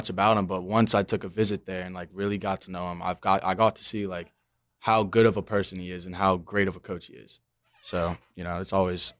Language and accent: English; Maryland, United States; I come from Maryland, haven't lived in Florida my whole life